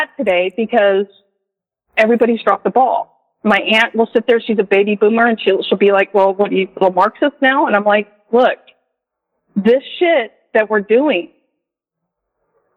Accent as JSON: {"language": "English", "region": "California", "country": "United States", "moved": "yes", "lives_now": "Jarrell, Texas, United States", "said": "I'm from California originally"}